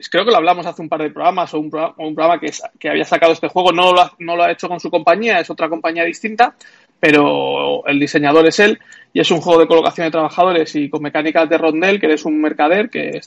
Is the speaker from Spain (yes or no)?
yes; Spain; los juegos de licencia no me molan demasiado y menos siendo español